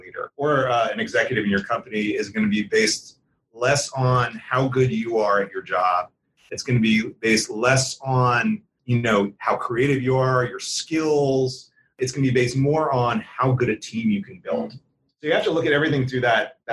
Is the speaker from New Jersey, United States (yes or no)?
yes; New Jersey, United States; now in Atlanta, United States; So I grew up outside of Philly. Some people refer to it as Southern New Jersey.